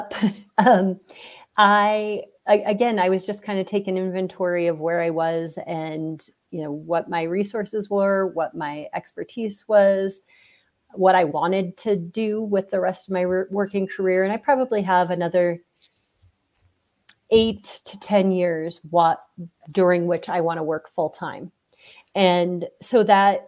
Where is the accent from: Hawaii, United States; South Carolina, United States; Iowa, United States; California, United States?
Iowa, United States; moved away; I'm from Iowa, maybe back to Iowa at some point